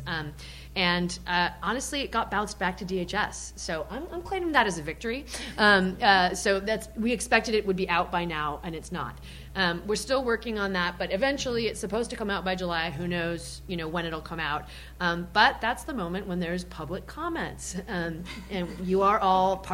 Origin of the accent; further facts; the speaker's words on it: Argentina; now in United States; I'm also from Argentina